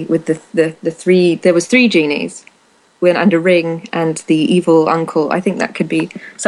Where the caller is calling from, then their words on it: the north of England, United Kingdom; I'm actually calling from the darkened living room of the north of England.